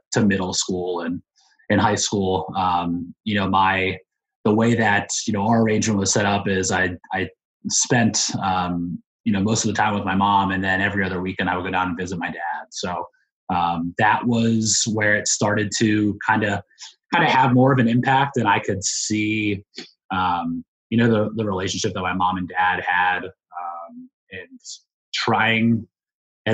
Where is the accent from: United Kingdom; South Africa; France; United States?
United States; Mechanicsburg, Pennsylvania; moved away as an adult; now in Washington, D.C., United States; I grew up in central Pennsylvania in a small town called Mechanicsburg, Pennsylvania